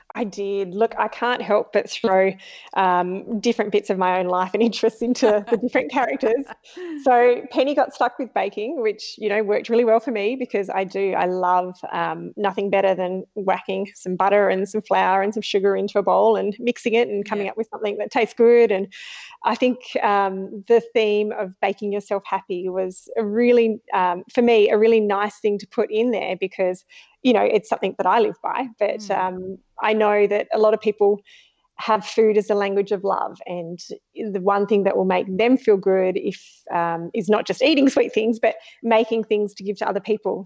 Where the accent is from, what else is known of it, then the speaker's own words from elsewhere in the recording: Australia; growing up, I was four hours from Adelaide